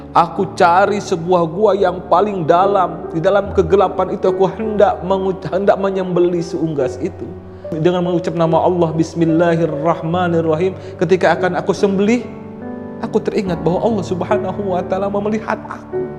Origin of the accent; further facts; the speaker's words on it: West Java, Indonesia; Saya orang Sunda.